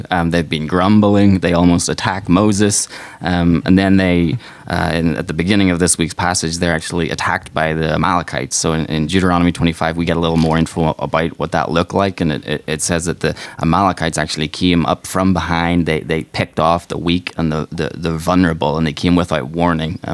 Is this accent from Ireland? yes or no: yes; Ireland; moved away as an adult; now in Chicago, United States; we're from Ireland, so we came over to Chicago 4 years ago.